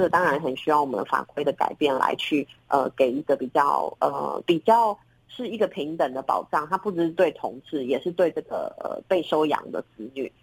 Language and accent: Chinese; Taiwan; 我的国家不让我在我自己的，呃，土地上生我们台湾人的小孩